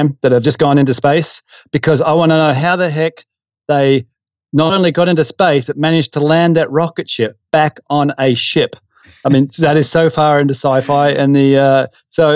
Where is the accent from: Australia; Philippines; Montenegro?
Australia; Perth, Western Australia; also born or lived in Derby, Western Australia; I grew up in Western Australia in Perth, and in a suburb called Wilson.